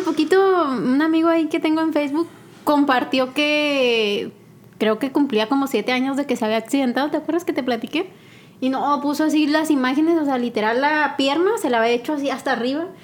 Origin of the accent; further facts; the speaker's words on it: Chihuahua, Mexico; yo soy de Chihuahua